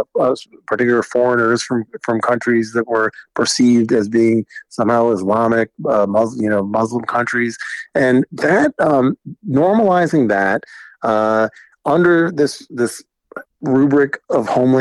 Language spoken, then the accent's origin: English; American South, United States; I'm the child of immigrants. I grew up in the American South